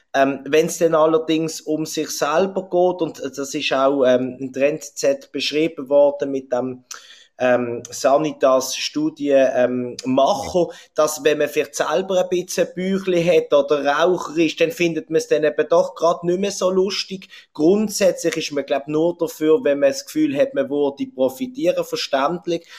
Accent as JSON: {"language": "German", "country": "Switzerland", "said": "bei uns in der Schweiz"}